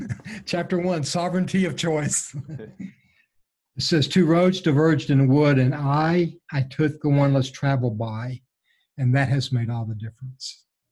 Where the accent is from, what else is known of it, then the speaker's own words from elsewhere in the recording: Gulf Coast, United States; I was raised on the Gulf Coast. We know all about hurricanes, right?